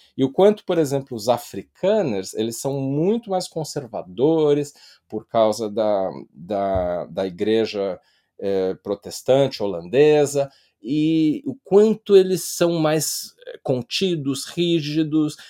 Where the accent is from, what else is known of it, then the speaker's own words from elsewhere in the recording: Brazil; E eu estou falando isso como brasileiro